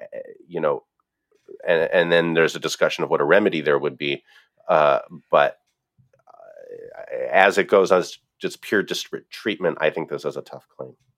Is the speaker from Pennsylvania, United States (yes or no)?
yes; Pennsylvania, United States; my home state of Pennsylvania